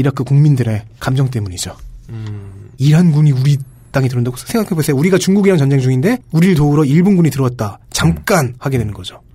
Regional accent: South Korea

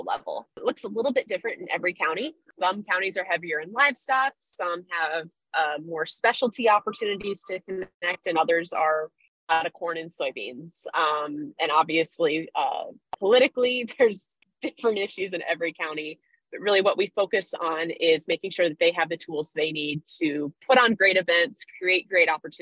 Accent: Central Illinois, United States; also born or lived in St. Louis; I grew up in Central Illinois

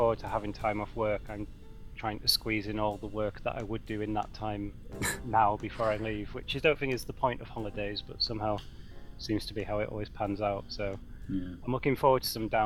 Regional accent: near Croft Circuit, North East England, United Kingdom; I grew up near Croft Circuit

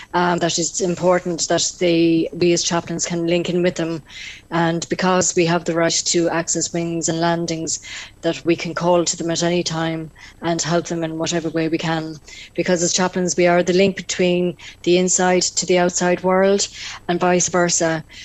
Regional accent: North Tipperary, Munster, Ireland; I myself am from the Diocese of Killaloe. I come from North Tipperary

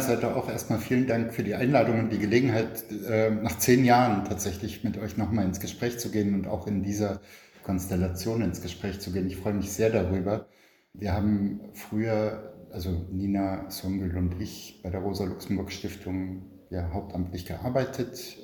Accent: Berlin, Germany; Ich bin in Westberlin geboren, in Kreuzberg, und war die ersten vier Jahre in einer wie es damals hieß, Ausländerregelklasse zur Schule gegangen

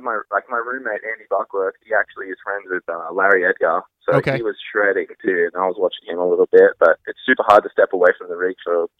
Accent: Australia; moved away; I'm Australian

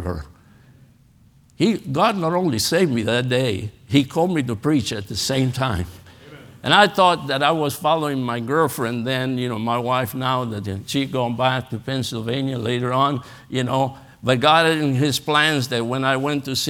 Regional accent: Argentina; English is a second language; moved away as an adult; also born or lived in Los Angeles, California; now in United States; Growing up in Argentina

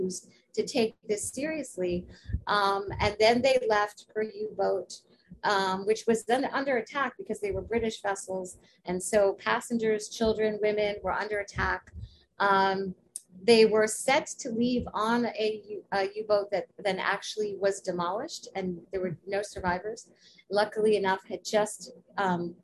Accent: New York, United States; I was raised in New York.

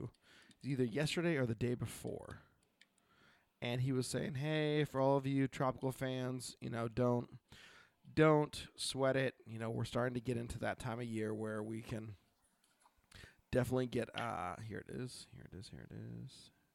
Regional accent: Oregon, United States; from Oregon.

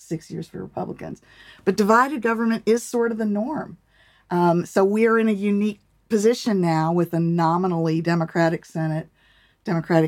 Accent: United States; I grew up in Washington.

